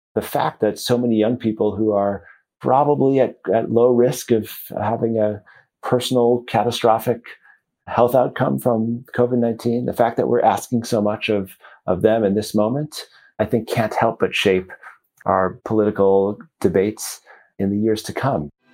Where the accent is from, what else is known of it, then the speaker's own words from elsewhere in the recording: Chicago, Illinois, United States; moved away as an adult; I grew up in Chicago